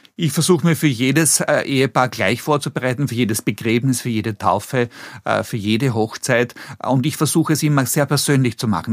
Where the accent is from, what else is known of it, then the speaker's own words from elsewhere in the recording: Vienna, Austria; accent: Meidlinger L; Ich bin vor 58 Jahren in Wien geboren worden äh, im Gemeindebau groß geworden